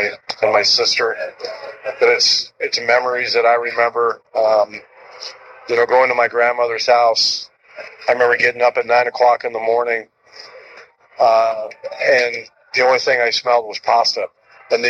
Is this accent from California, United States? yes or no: yes; Sacramento, California, United States; moved away; also born or lived in Rochester, Minnesota; I was born in Sacramento, in Carmichael